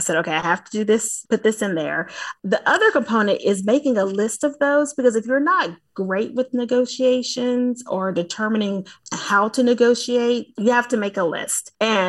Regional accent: the South, United States; accent: Southern; So I'm from the South, for the listeners, if they aren't able to hear the accent, but I'm from the South, y'all.

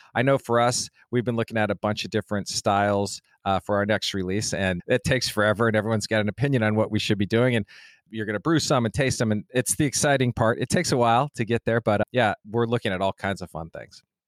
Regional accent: Denver, Colorado, United States; I'm from Denver, Colorado, so that's where I grew up

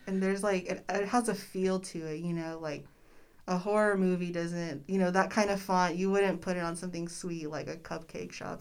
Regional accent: Austin, Texas, United States; moved away as an adult; now in Corpus Christi, United States; I grew up in Austin

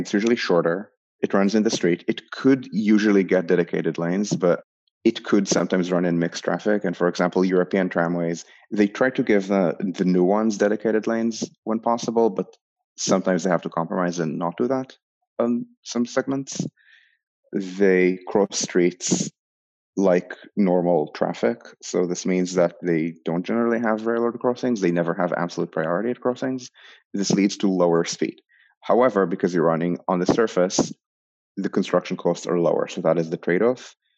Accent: Israel; moved away as an adult; also born or lived in New York; growing up in Israel

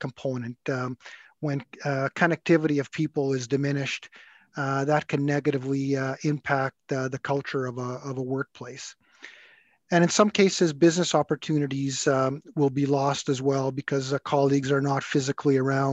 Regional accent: Edmonton, Alberta, Canada; I was born and raised in Edmonton, graduated from the U of A Law School here

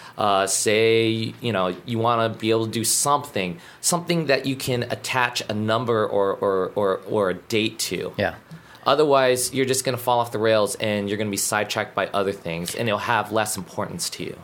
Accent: Alaska, United States; moved away as an adult; now in Guam; growing up in Alaska. Um, it's similar like Guam, small community.

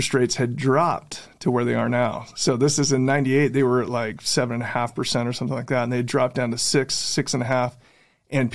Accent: West Valley City, Utah, United States; also born or lived in Bountiful, Utah; I actually grew up in West Valley until I was 10 years old

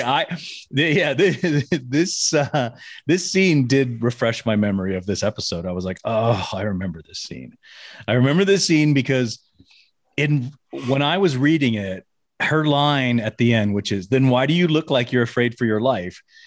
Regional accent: Memphis, Tennessee, United States; now in Las Vegas, United States; growing up in Memphis, Tennessee

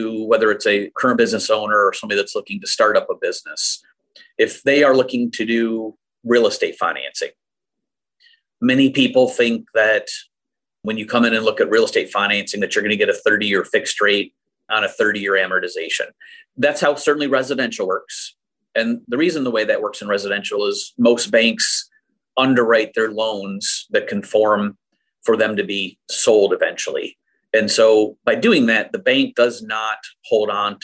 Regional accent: Saginaw, Michigan, United States; also born or lived in Gaylord, Michigan; this is where I schooled. So, you know, it was a pretty easy transition for us to come back to Saginaw.

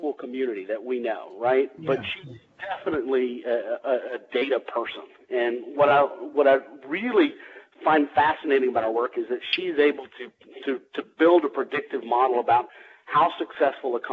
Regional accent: Louisiana, United States; now in Atlanta, United States; I'm originally from Louisiana

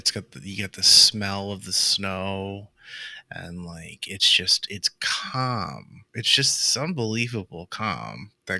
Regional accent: near Boston, Massachusetts, United States; now in Florida, United States; I grew up near Boston up north, and I shoveled snow and shit. You know, we grew up in the snow.

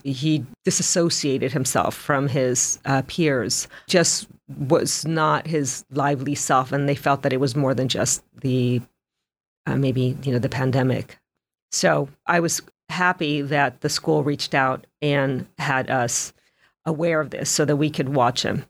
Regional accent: Los Angeles, California, United States; moved away; I grew up in Los Angeles

